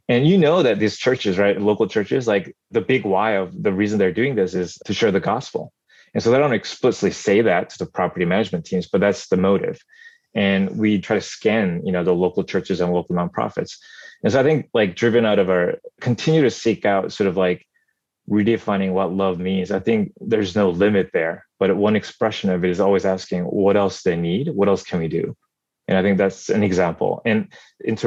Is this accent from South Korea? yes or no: yes; South Korea; moved away; growing up in Korea during my childhood